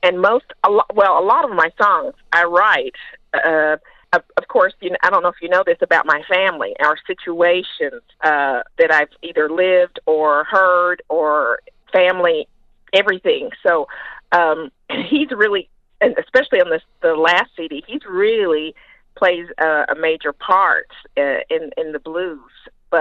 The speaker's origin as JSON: {"language": "English", "region": "the South", "country": "United States", "said": "I'm from the South"}